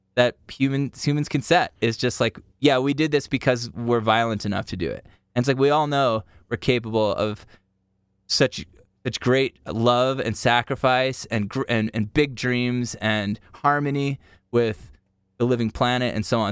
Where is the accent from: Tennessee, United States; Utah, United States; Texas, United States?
Utah, United States; growing up in Utah